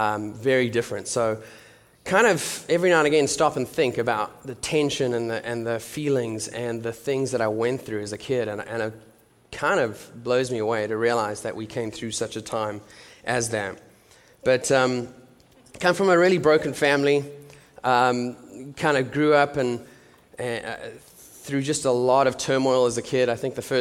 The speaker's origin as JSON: {"language": "English", "country": "South Africa", "moved": "as an adult", "lives_now": "Nashville, United States", "said": "I am from South Africa"}